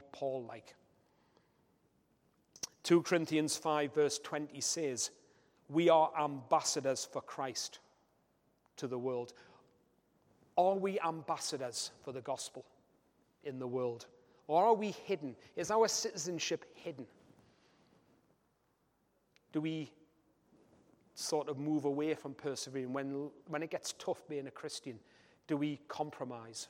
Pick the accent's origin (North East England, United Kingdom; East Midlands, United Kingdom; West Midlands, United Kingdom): North East England, United Kingdom; Newcastle upon Tyne; being a Geordie myself